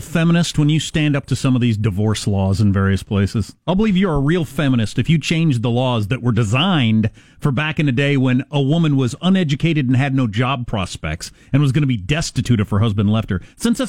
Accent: Michigan, United States; I'm his husband. And I'm from Michigan and I've been a school teacher.

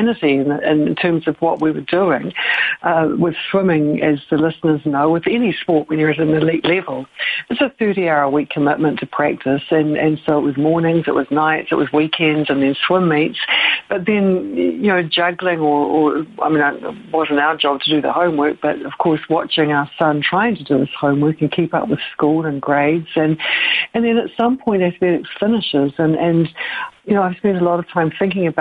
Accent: New Zealand; moved away as an adult; now in Claremont, United States; I'm a Kiwi. I come from New Zealand.

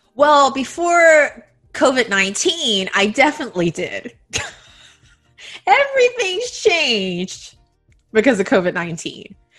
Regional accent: United States; moved away as an adult; now in Taiwan; I grew up in the United States

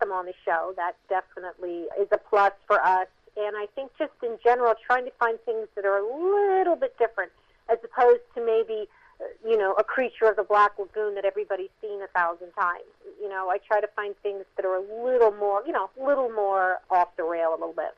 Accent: Mount Holly, New Jersey, United States; born or raised there

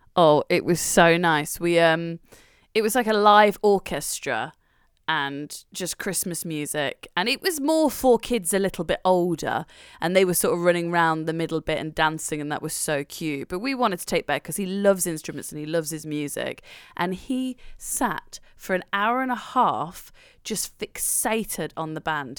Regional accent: Nottingham, East Midlands, United Kingdom; I'm from Nottingham

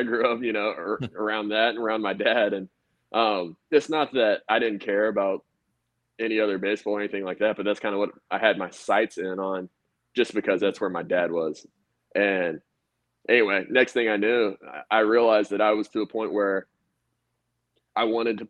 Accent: Arkansas, United States; A lot of people are under this impression that growing up in Arkansas, that I was a huge, you know, that I was this biased Razorback fan

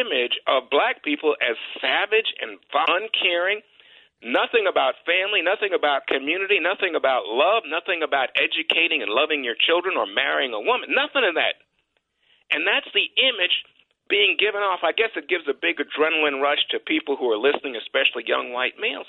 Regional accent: New York City, New York, United States; I grew up in New York

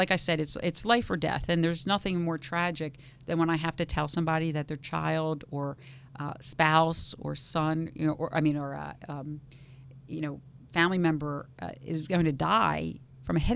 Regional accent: New York, United States; now in West Palm Beach, United States; I came from Harlem in the South Bronx uh, to West Palm Beach, as did he.

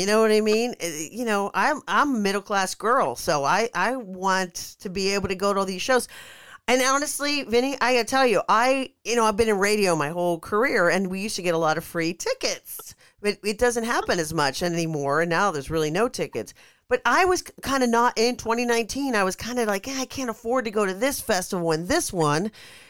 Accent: Pittsburgh, Pennsylvania, United States; Now, Detroit is not as beautiful. I mean, I'm from Pittsburgh, so I know it gets cold.

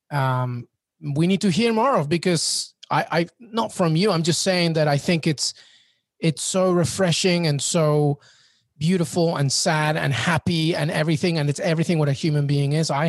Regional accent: England, United Kingdom; I was born in England and grew up in England

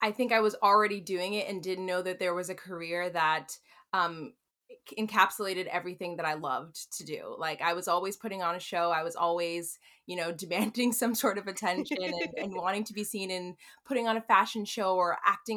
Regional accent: New York City, New York, United States; I'm from New York

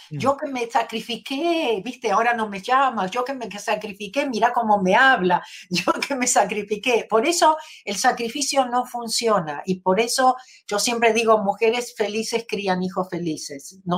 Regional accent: Argentina; moved away as an adult; now in Los Angeles, United States; Nací en Argentina

